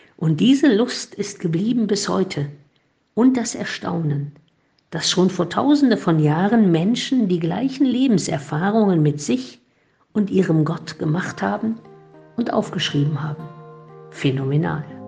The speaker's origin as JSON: {"language": "German", "country": "Germany", "tie": "born or raised there", "said": "in meiner Zeit als Jugendliche in der DDR"}